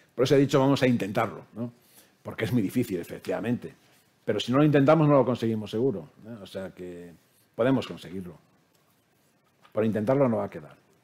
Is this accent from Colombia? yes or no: no; Spain; como español